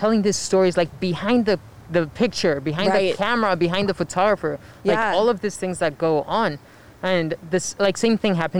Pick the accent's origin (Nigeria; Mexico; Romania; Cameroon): Mexico; English is a second language; moved away; growing up in Mexico